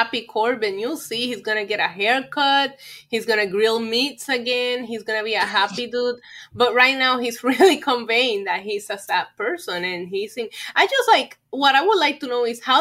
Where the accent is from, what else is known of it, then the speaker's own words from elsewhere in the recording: Puerto Rico; growing up in Puerto Rico